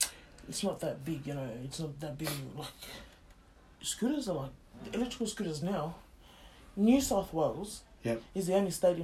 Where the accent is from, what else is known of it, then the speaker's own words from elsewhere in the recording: Pakistan; English is a second language; You know, brother, I'm 4-year engineer. I'm coming from Pakistan.